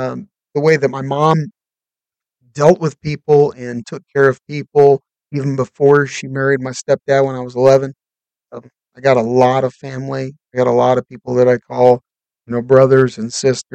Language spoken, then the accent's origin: English; Bradley, Illinois, United States; moved away as an adult; also born or lived in Oregon; I grew up in Bradley, Illinois, which is basically Kankakee, Illinois. It's about 45 minutes south of Chicago